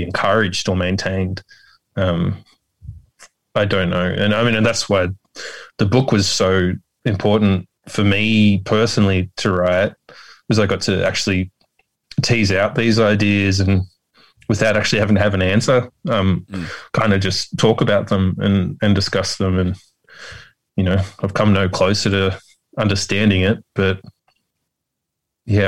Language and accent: English; Sydney, New South Wales, Australia; I grew up in Casula